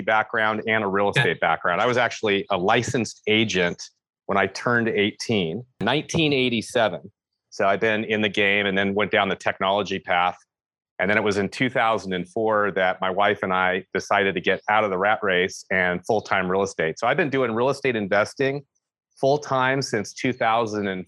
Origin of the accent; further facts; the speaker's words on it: San Francisco Bay Area, California, United States; moved away as an adult; now in Yosemite area, United States; I'm born and raised in the San Francisco Bay Area.